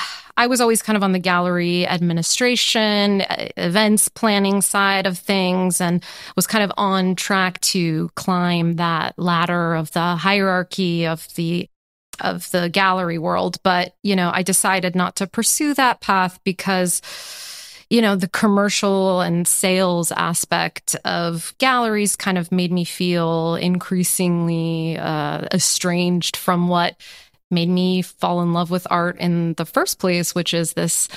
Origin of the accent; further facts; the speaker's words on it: Los Angeles, California, United States; now in Paris, France; to go back to my hometown of Los Angeles.